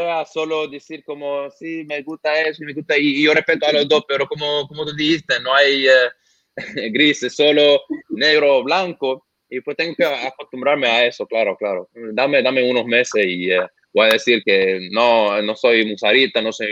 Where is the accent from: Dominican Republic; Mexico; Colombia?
Dominican Republic; Santo Domingo, Distrito Nacional; tengo claro que soy de Santo Domingo